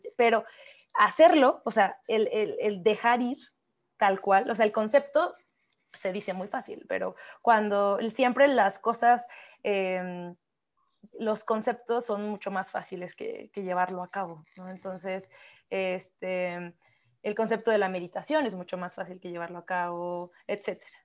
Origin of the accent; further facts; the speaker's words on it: Oaxaca, Mexico; somos oaxaqueñas, por cierto, no lo hemos dicho, pero somos oaxaqueñas